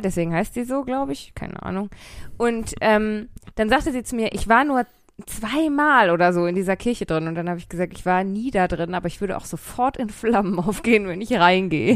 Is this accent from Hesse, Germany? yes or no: no; Bochum, North Rhine-Westphalia, Germany; ich komme aus Bochum